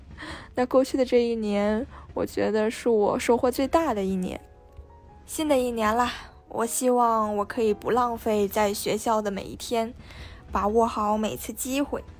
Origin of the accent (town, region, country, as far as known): Shenyang, Liaoning, China